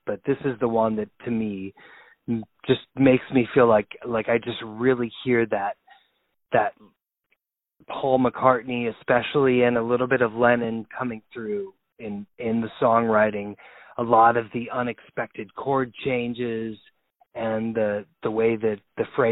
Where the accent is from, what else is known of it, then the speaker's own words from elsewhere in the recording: Texas, United States; also born or lived in Ohio / Cleveland, Ohio; now in New York, United States; prior to that I grew up in Texas.